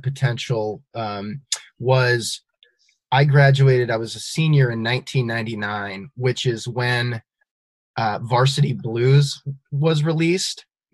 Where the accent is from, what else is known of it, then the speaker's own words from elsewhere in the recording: Northeast Iowa, United States; I grew up in Northeast Iowa, not far from Luther College